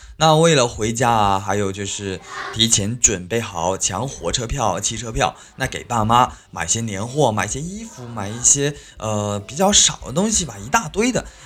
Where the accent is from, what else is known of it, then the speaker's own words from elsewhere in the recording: China; 我们是中国人